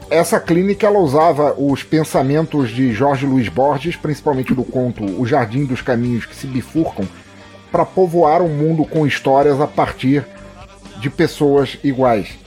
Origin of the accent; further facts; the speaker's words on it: Angola; born there; eu não sou brasileiro, eu, é, nasci em Angola, mas sou filho de portugueses e tal.